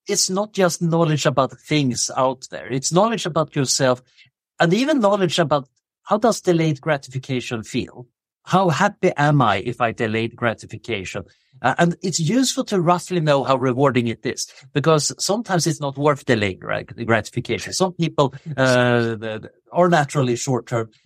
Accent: Sweden; moved away as an adult; now in Oxford, United Kingdom; I grew up in Sweden in the seventies.

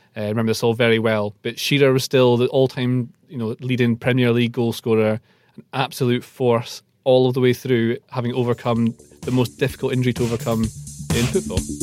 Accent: Aberdeenshire, Scotland, United Kingdom; I grew up in Aberdeenshire

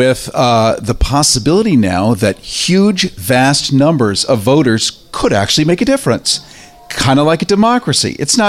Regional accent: Naples, Florida, United States; I grew up in Florida, in Naples

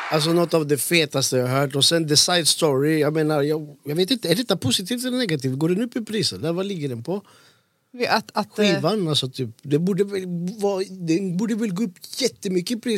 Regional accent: Gothenburg, Västra Götaland, Sweden; also born or lived in Hallstahammar / Bolivia; du, och jag vi är från Angered

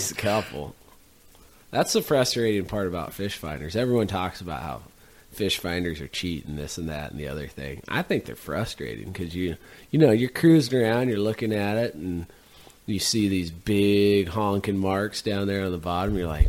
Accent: Midwest, United States; accent: Midwestern; With my thick Midwestern accent, I don't feel like Quebec rolls right off the tongue.

